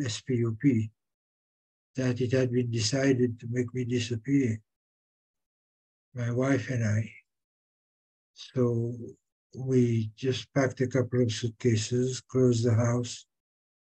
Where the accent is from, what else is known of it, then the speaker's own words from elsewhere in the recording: Seychelles; I was born in the Seychelles, of Seychelles parents, and did my education here